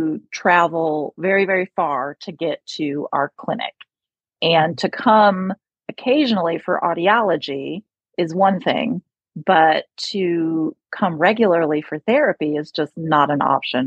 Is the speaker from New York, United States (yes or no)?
yes; upstate New York, United States; accent: upstate New York; also born or lived in California; now in North Carolina, United States; my upstate New York accent comes out sometimes